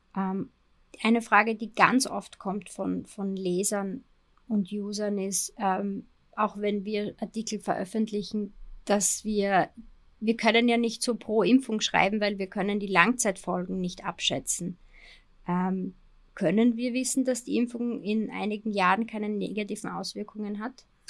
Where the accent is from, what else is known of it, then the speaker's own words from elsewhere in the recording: Austria; Bei uns in Österreich